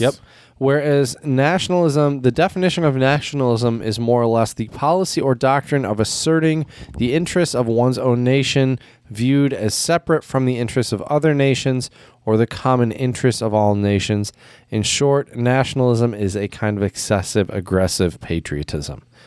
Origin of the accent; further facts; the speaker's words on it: United States; as an American